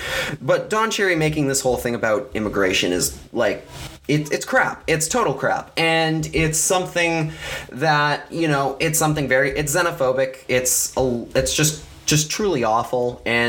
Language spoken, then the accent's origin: English; Canada; And that's what because that's what being Canadian is all about.